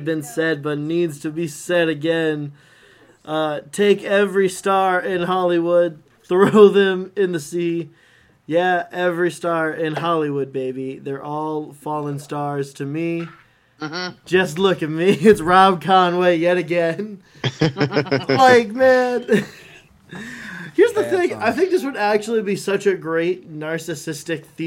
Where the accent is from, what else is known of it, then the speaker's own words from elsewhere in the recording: Canada; As a Canadian